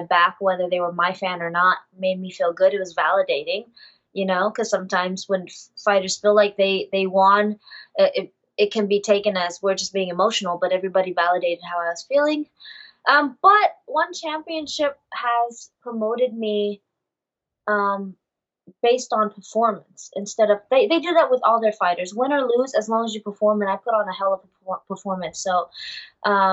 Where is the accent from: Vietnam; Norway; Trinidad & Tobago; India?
Vietnam; my home country.